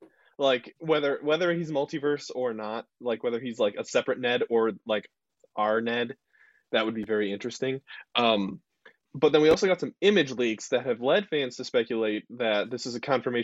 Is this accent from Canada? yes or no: yes; Canada; like being Canadian. You know, that's a power.